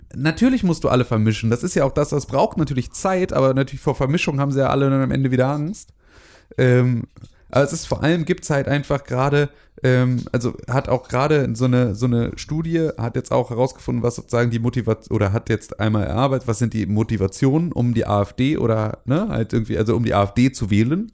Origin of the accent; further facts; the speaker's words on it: Germany; ich bin in, in der B R D äh, irgendwie, äh, geboren, groß geworden